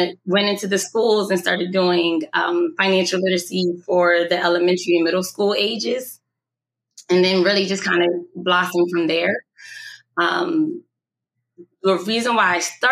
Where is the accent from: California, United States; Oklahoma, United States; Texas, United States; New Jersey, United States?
New Jersey, United States; Camden; I'm from Camden, New Jersey